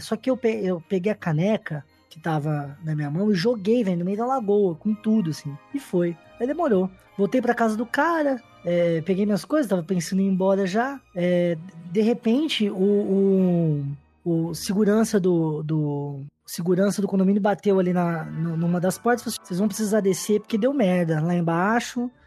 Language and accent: Portuguese; Ribeirão Preto, São Paulo, Brazil; Sou de Ribeirão Preto